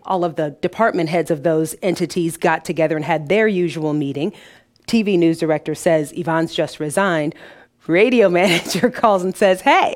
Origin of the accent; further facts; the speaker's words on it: Detroit, Michigan, United States; now in Peoria, United States; Detroit is where I was born.